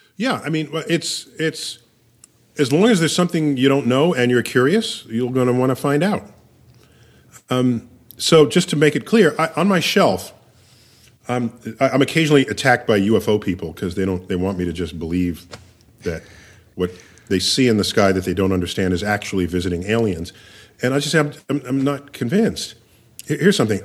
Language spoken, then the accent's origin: English; New York City, New York, United States; I was born and raised in New York City.